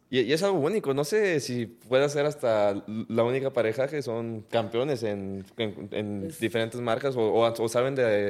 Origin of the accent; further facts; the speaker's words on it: Mexico; orgullosamente somos mexicanos los tres